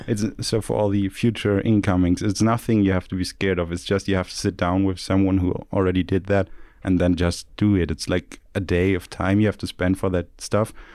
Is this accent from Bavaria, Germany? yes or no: no; Stuttgart, Baden-Württemberg, Germany; I'm from the H T M, I'm from Stuttgart